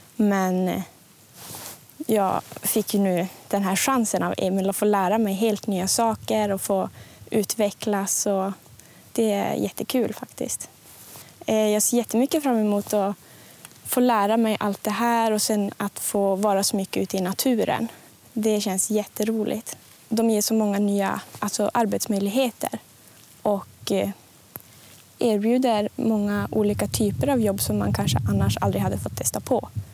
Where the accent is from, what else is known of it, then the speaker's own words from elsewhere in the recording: Junosuando, Norrbotten County, Sweden; jag är från Junosando